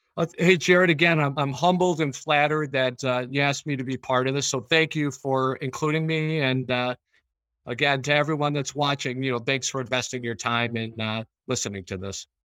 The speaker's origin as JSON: {"language": "English", "town": "Chicago", "region": "Illinois", "country": "United States", "tie": "born or raised there", "moved": "yes", "lives_now": "Rochester, United States", "said": "I grew up in Chicago"}